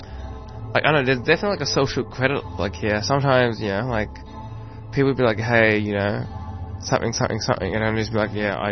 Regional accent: Keysborough, Victoria, Australia; now in Coburg, Australia; I currently live in Coburg, but I grew up in Keysborough.

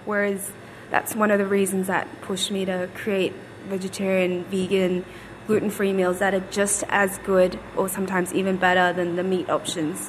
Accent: Footscray, Victoria, Australia; I grew up in Footscray

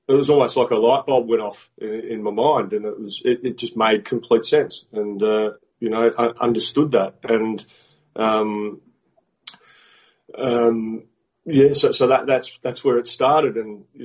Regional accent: Adelaide, South Australia, Australia; coach the Adelaide Strikers in the Big Bash League in Australia. So, which is my hometown

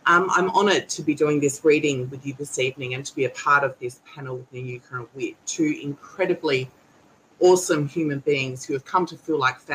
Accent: Kaurna Yerta, South Australia, Australia; I'm a Gunditjmara woman born and raised on Kurna Yerra

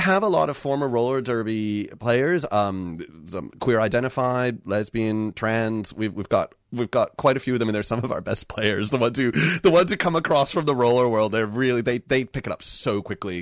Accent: United States; now in Victoria, Australia; I grew up in the U S.

